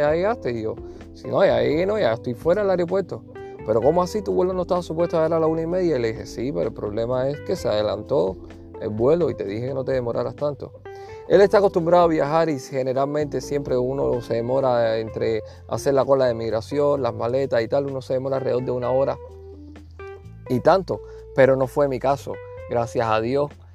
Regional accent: Cuba; also born or lived in Havana; now in Phoenix, United States; como decimos en buen cubano

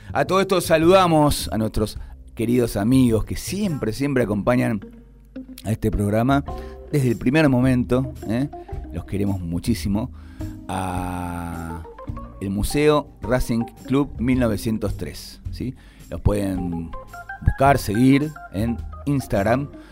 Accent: Argentina

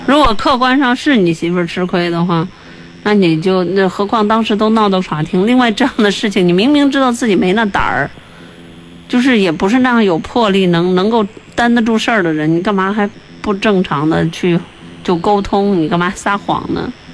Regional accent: Chengde, Hebei, China; 因为我我是承德人嘛，像那个劲儿啊什么的，这也是我们当地的方言。

